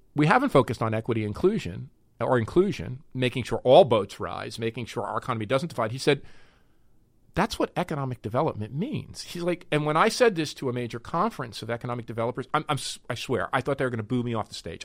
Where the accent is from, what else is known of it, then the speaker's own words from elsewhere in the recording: North Arlington, New Jersey, United States; also born or lived in Newark, New Jersey; the place I grew up in New Jersey, after my folks moved from Newark, North Arlington